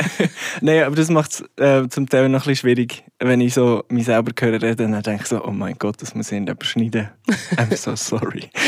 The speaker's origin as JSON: {"language": "German", "town": "Goldiwil", "region": "Bern", "country": "Switzerland", "tie": "born or raised there", "said": "das heisst Goldiville bei Thun. Ähm, oder ja, nein, Goldiville, Klammer Thun. Und ja, es ist ein kleines Dörfchen, wo ich aufgewachsen bin"}